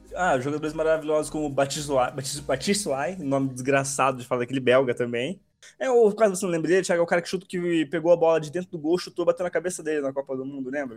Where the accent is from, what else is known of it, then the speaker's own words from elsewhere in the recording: Brazil; eu sou brasileiro